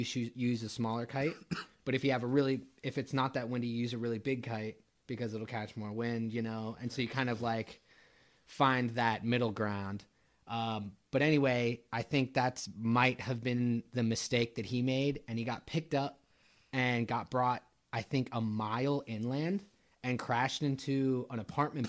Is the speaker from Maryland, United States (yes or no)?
yes; Frederick, Maryland, United States; also born or lived in Montgomery County, Maryland; I'm from Frederick, Maryland. Grew up in Maryland. Born in Maryland.